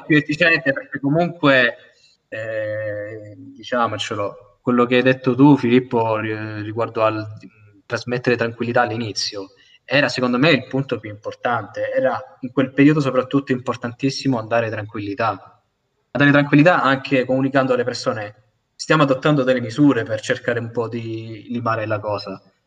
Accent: Milazzo, Sicily, Italy; io sono di Milazzo

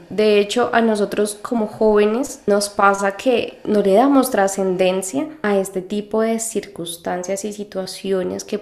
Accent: Mexico; de México.

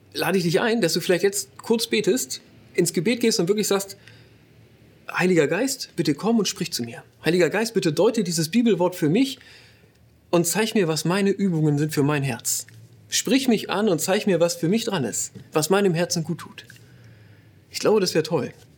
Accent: Northern Germany, Germany; moved away as an adult; now in Ruhr area, Germany; Wir kommen eigentlich aus Norddeutschland

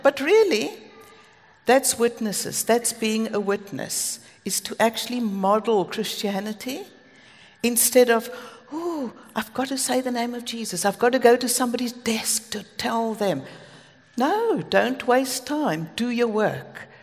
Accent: Cape Town, Western Cape, South Africa; moved away as an adult; now in United Kingdom; Greg and I come from Cape Town

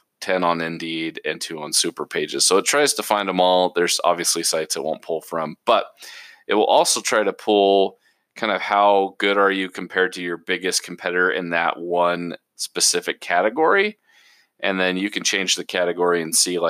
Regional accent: Portland, Oregon, United States; moved away; I'm originally from Portland, Oregon.

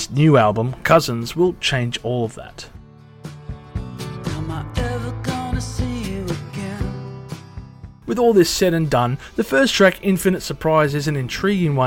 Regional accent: Australia

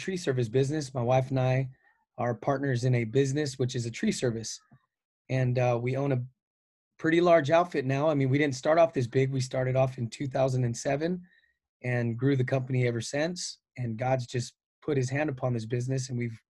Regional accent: Whittier, California, United States; I'm from Whittier, California

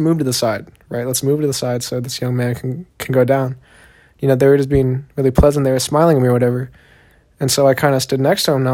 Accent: Austin, Texas, United States; born or raised there; accent: southern; also born or lived in Long Beach, California / Korea; now in South Korea

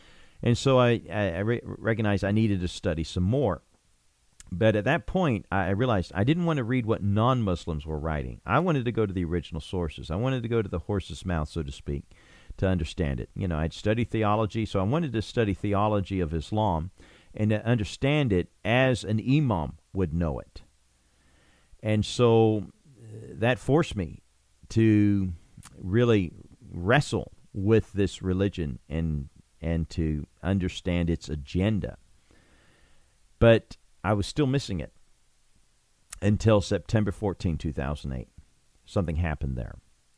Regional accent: Nuneaton, West Midlands, United Kingdom; And then it mentioned Nuneaton. Now, that caught my attention, because that's where I was living, my hometown.

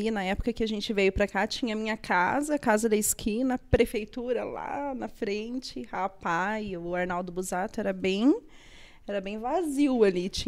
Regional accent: Ivaiporã, Paraná, Brazil; born there; now in Fazenda Rio Grande, Brazil; Eu nasci em Ivaiporã, é, interior do Paraná, vim para a Fazenda Rio Grande em 96, então faz 25 anos

